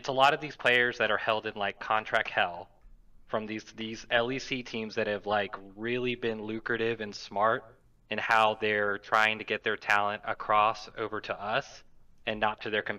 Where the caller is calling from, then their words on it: Gulf Shores, Alabama, United States; I'm calling from Gulf Shores, Alabama.